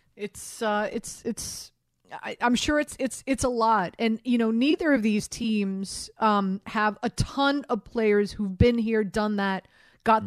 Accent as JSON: {"language": "English", "town": "Miami", "region": "Florida", "country": "United States", "moved": "yes", "said": "I'm Miami girl here myself"}